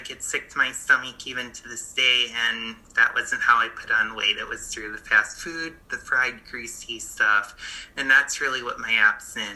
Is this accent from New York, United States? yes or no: yes; Buffalo, New York, United States; moved away as an adult; I moved from Buffalo, New York, where I grew up, to New York City.